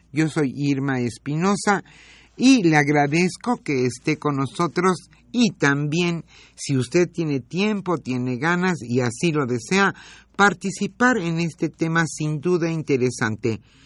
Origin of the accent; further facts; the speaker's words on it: Mexico; nos ampara la Constitución a nosotros como mexicanos